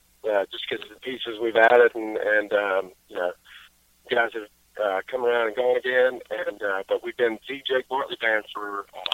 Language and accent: English; Greenwood, South Carolina, United States; I was in a touring band called … from my hometown in Greenwood, South Carolina